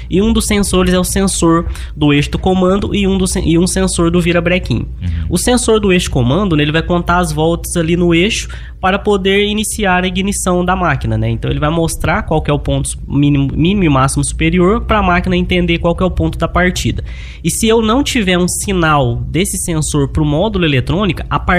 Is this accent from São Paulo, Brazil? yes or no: no; Luz, Minas Gerais, Brazil; Chama Luz, Minas Gerais. É. Fica ali próximo de Divinópolis, Bom Despacho, na, na beirada da 262, ali depois da Serra da Saudade.